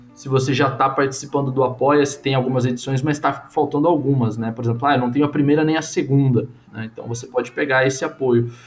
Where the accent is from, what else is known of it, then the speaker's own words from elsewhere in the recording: Brazil; a gente é brasileiro